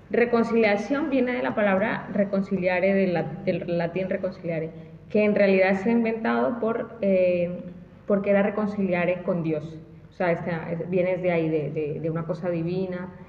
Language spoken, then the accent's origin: Spanish; Colombia; a lo mejor soy de Colombia